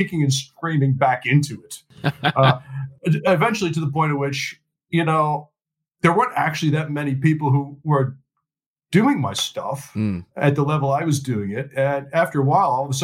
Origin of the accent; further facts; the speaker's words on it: United States; now in London, United Kingdom; I'm actually an American, dual citizen now. I live in London